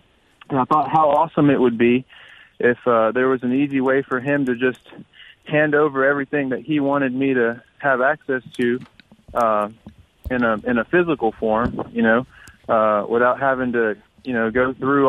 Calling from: Starkville, Mississippi, United States; Hey, guys, I'm in Starkville.

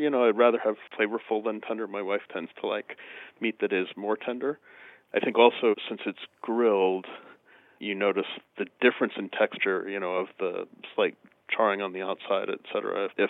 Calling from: Albany, New York, United States; Near Albany, New York.

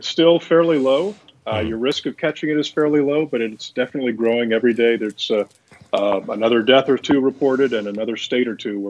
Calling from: Oregon, United States; I am in Central Oregon on the west coast of the United States.

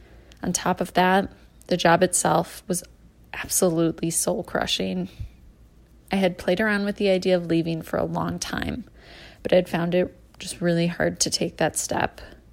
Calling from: Wisconsin, United States; I'm calling from Wisconsin.

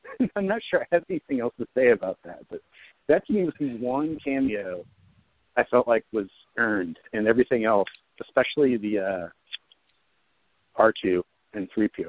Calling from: New Jersey, United States; from New Jersey.

